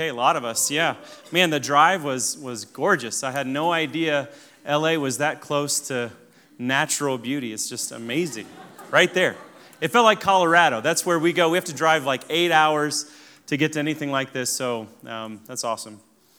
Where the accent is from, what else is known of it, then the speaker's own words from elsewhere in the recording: Kenya; So I grew up in Africa. We actually took our whole family to Kenya over Christmas, so just about a year ago. And it's a great experience to show them where I grew up.